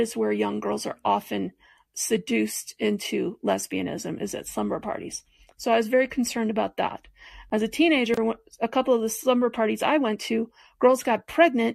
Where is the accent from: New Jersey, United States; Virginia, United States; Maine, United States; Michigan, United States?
Michigan, United States; Detroit; now in Longmont, United States; I grew up in Detroit in the 60s, 70s, and 80s